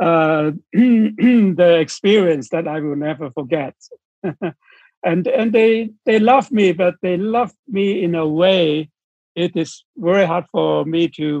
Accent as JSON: {"language": "English", "country": "Hong Kong", "tie": "born or raised there", "said": "I'm from Hong Kong"}